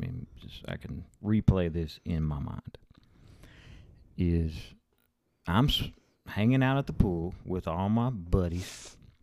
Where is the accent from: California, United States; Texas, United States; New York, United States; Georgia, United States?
Texas, United States; Rotan; now in Alabama, United States; we live in Alabama now, but we're from West Texas. We're from Rotan, Texas.